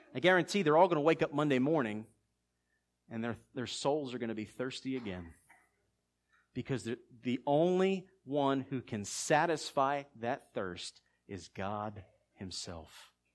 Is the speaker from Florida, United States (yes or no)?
no; Philadelphia, Pennsylvania, United States; We're both from Philly.